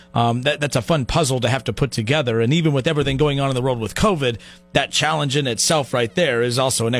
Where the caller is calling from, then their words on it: Dayton, Ohio, United States; I'm calling you from Dayton.